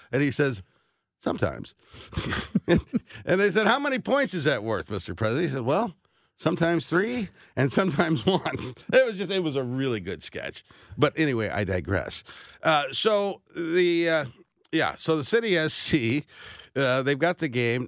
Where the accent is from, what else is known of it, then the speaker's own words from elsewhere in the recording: North St. Louis County, Missouri, United States; I grew up in North County, North Saint Louis County